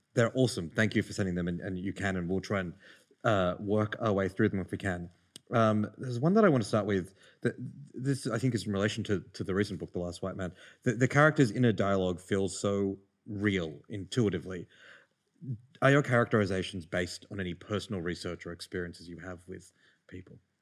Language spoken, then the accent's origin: English; Lahore, Punjab, Pakistan; born in Lahore